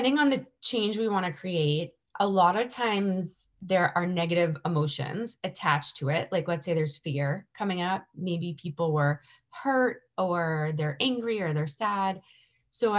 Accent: Boston, Massachusetts, United States; growing up around Boston

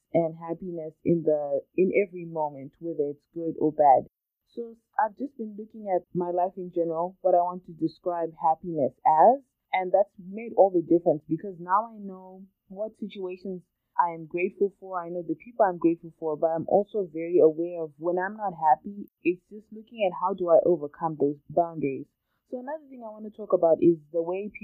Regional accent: Zimbabwe; growing up in Zimbabwe, which is where I grew up with my twin sister and my family

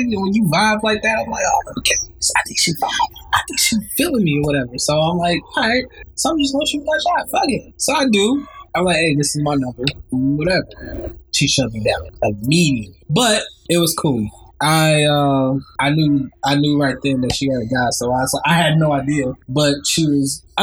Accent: Chicago, Illinois, United States; I'm from Chicago.

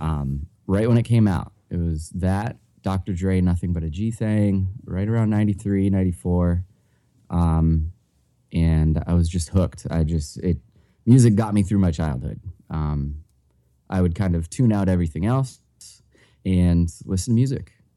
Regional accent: New Hampshire, United States; I was born and raised in New Hampshire.

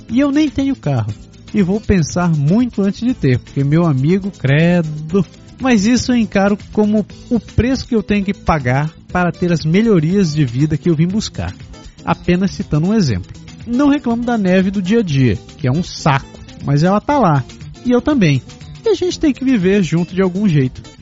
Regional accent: Ribeirão Preto, São Paulo, Brazil; moved away as an adult; eu sou de Ribeirão Preto, interior de São Paulo. Lá faz muito calor sempre.

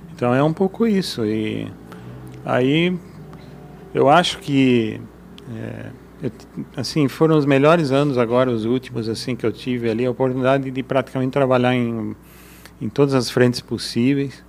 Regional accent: Brazil; also born or lived in Germany; A gente como brasileiro

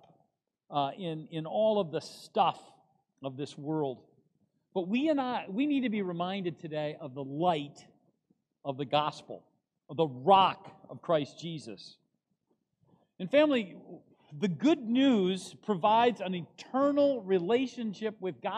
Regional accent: United States; as an American

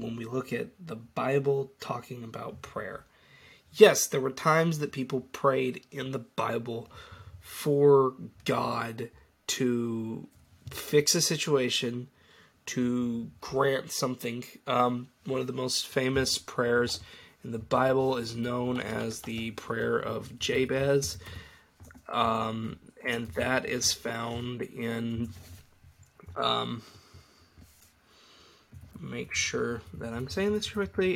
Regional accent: United States; it's kind of all in my home country's DNA, prayer, all over the place

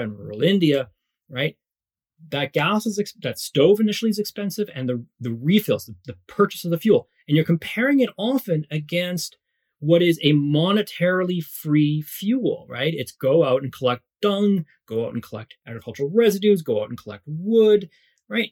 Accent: Canada; also born or lived in Morocco; we then immigrated to Canada uh, when I was very young, three and a half. So I grew up in Canada for the most part

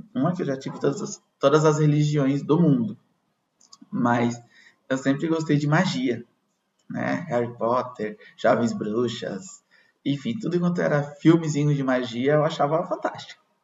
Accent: Brazil; nós que somos brasileiros

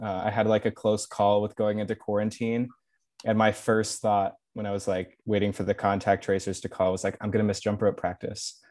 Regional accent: Austin, Texas, United States; moved away as an adult; now in Notre Dame, United States; I am a senior from Austin, Texas.

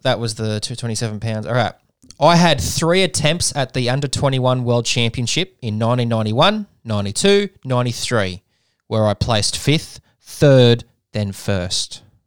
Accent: Australia; I'm an Australian

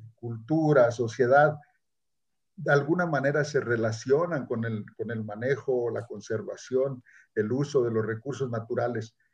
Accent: near Tehuacán, Puebla, Mexico; also born or lived in Chapingo, State of Mexico; now in Chihuahua, Mexico; yo nací en, Tehuacán, Puebla, en un pueblo por ahí cerca de esa región, en la zona mixteca. Se llama San Bartolo Tontepec.

